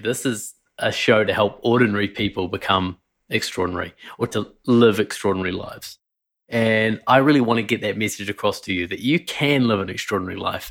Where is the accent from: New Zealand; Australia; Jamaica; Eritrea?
New Zealand; I Grew up in New Zealand, as you can tell by my weird accent